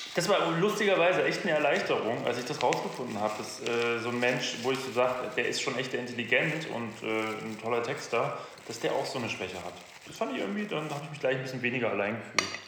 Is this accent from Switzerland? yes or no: no; Germany; wir als Deutsche